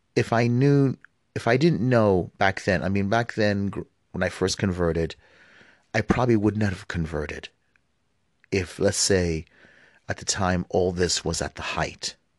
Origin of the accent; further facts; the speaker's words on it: United States; also born or lived in West Bank; I was born here in the United States.